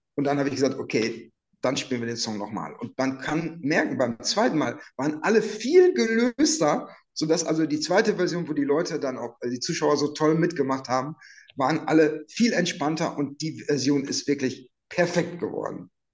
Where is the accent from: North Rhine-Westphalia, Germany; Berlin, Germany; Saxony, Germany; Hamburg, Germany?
North Rhine-Westphalia, Germany; Münster; wir kommen ja beide aus Münster